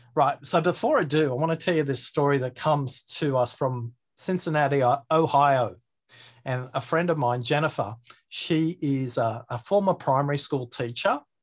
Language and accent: English; Australia; my accent, maybe I have a disjointed way of speaking, maybe because I'm Australian